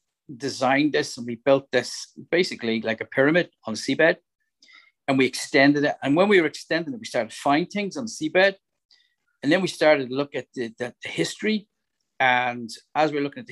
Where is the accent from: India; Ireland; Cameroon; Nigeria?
Ireland; Dublin, Leinster; now in Northern Ireland, United Kingdom; when I was growing up in Dublin